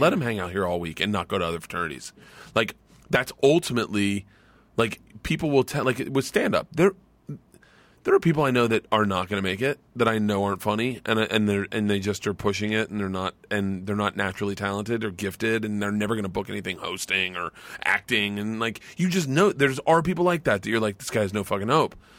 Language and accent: English; Florida, United States; I grew up in Florida.